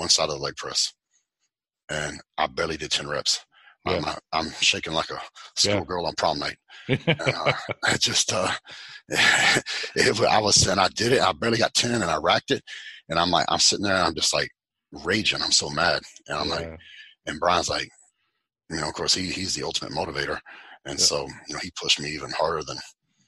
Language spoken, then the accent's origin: English; West Texas, United States; also born or lived in Fort Worth, Texas; I grew up in West Texas, right? And on a cattle ranch